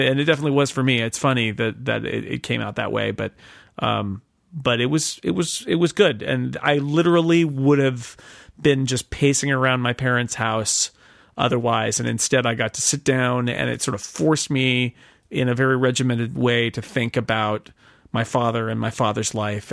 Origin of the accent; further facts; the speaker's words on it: Sonora, California, United States; moved away as an adult; also born or lived in Oakland, California / Groveland, California; a summer intern at the Union Democrat, which was my hometown paper